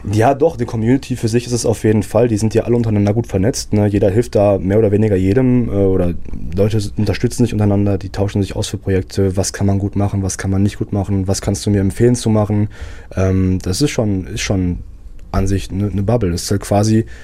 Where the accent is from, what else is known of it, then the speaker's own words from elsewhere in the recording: Wanne-Eickel, North Rhine-Westphalia, Germany; So, ich, ich bin hier geboren, ich bin, bin gerne hier. So, ich komme aus Wanne, nicht aus Herne eigentlich. Müsste mein Papa jetzt äh, wieder meckern, weil ich ja bin ja in Wanne geboren.